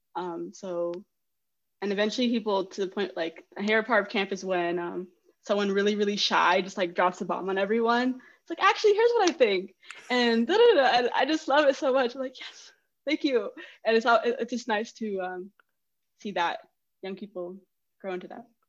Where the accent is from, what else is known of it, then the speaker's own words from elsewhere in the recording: Greeley, Colorado, United States; I'm from Greeley, Colorado, and it's very like rural